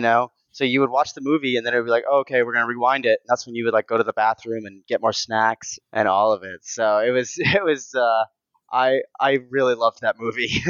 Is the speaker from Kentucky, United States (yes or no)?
yes; Lexington, Kentucky, United States; also born or lived in Versailles, Kentucky; I grew up in Lexington and Versailles, Kentucky